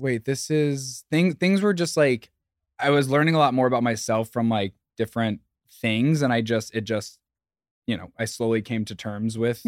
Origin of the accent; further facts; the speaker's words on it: southern Indiana, United States; moved away as an adult; also born or lived in Bloomington, Indiana; now in New York City, United States; I grew up in the Midwest. I grew up in a small town in southern Indiana, right on, like, the border of Kentucky